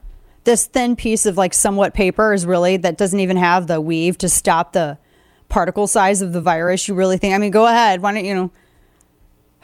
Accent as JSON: {"language": "English", "region": "the Ozarks", "country": "United States", "said": "I'm from the Ozarks"}